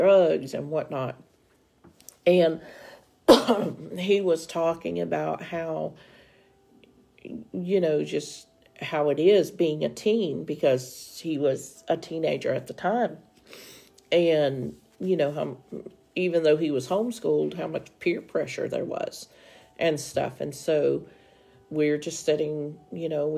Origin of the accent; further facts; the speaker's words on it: Tennessee, United States; now in Oklahoma, United States; we are originally from Tennessee. We are now in Oklahoma.